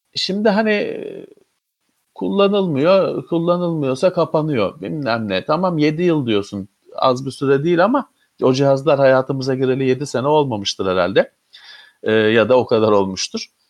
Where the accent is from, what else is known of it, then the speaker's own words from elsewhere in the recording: Istanbul, Turkey; ben İstanbullu olarak